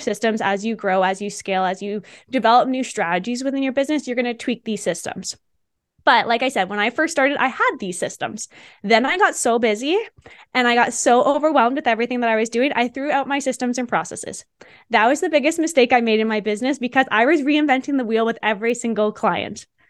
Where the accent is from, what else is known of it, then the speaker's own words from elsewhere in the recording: Canada; moved away as an adult; also born or lived in Australia; I'm from Canada.